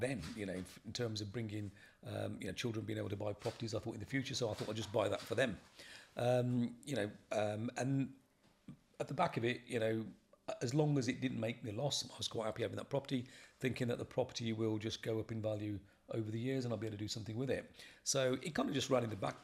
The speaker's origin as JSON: {"language": "English", "town": "Bristol", "region": "South West England", "country": "United Kingdom", "said": "I'm from Bristol."}